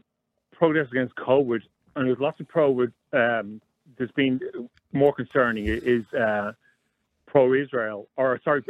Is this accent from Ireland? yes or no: yes; Ireland; moved away as an adult; now in Australia; I'm Irish, I'm in Australia.